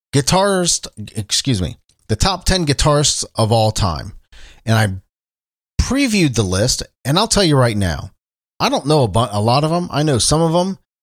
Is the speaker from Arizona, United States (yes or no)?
no; Cincinnati, Ohio, United States; I'm talking to you from Cincinnati, Ohio, my hometown